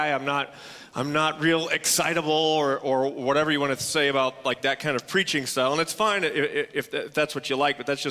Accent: Tulsa, Oklahoma, United States; also born or lived in Texas; I hail from Tulsa, Oklahoma. I was born in Texas. Moved to Tulsa when my parents did, when I was 2.5 years old

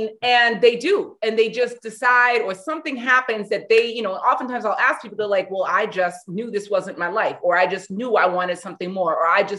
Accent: New York, United States; also born or lived in Los Angeles; now in Cleveland, United States; Lived in LA, and then my husband brought me to Cleveland.

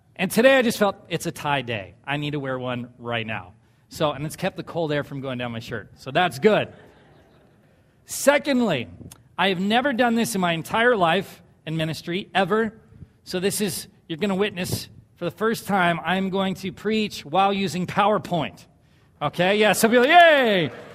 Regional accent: Southern California, United States; moved away; I grew up in Southern California

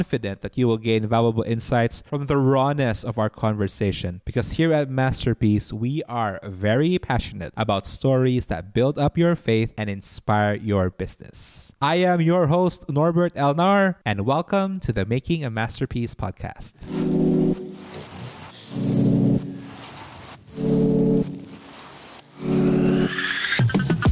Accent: Cebu City, Central Visayas, Philippines; my hometown in Cebu

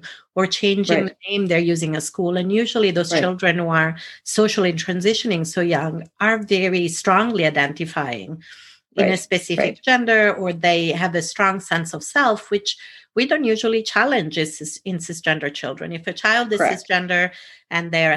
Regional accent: Italy; moved away; I was brought up in Italy

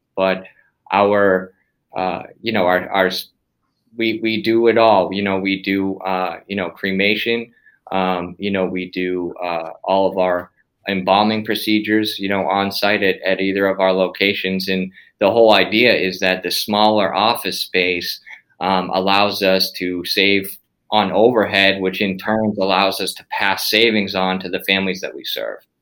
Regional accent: Massachusetts, United States; moved away; We're all from Massachusetts originally

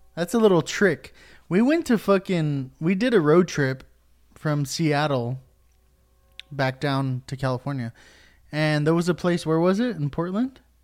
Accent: Puerto Rico; I'm Puerto Rican, and I think I've told, like, four people that I'm Puerto Rican

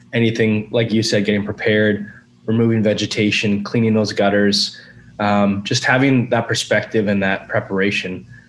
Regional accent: British Columbia, Canada; And I think as British Columbians and probably Canadians too, we don't have often, and I'm generalizing here, but a sense of urgency often.

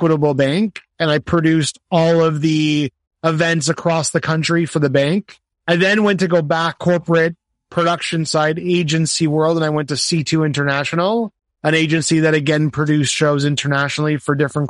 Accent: Canada; I'm also a Canadian events professional

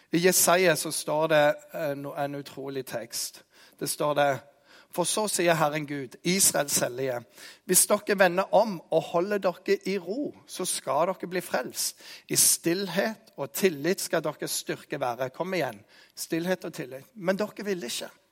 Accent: Jæren, Rogaland, Norway; jeg er jærbu

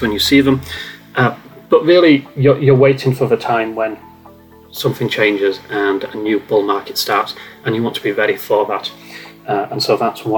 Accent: Yorkshire and the Humber, United Kingdom; as a Yorkshireman

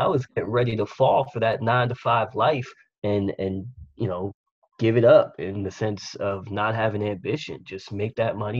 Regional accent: New York City, New York, United States; we're from Staten Island.

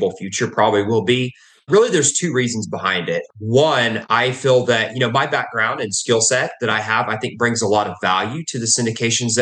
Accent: Texas, United States; also born or lived in Oklahoma; I was born in Oklahoma and I've grown up in Texas.

